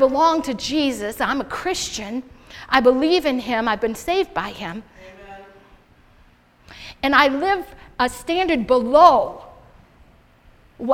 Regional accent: United States; I'm American

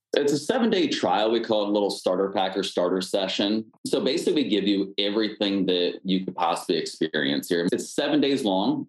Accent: Pennsylvania, United States; now in Washington, D.C., United States; I'm originally from Pennsylvania

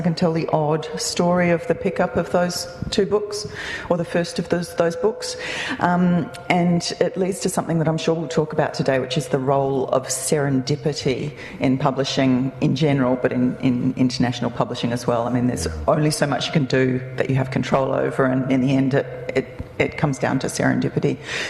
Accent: Australia; moved away as an adult; now in New Zealand; I'm also an Australian writer. Probably depends on the audience I'm talking to. So I've lived in New Zealand for 22 years now, and I became a New Zealand resident last year.

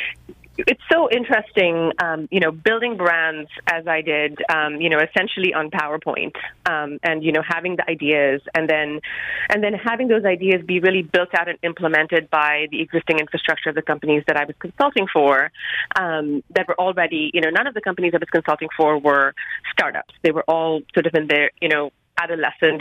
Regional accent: Mumbai, Maharashtra, India; I grew up in Bombay in India.

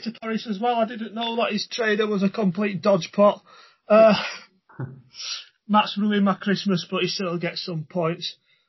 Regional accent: Yorkshire and the Humber, United Kingdom; I'm a Yorkshireman

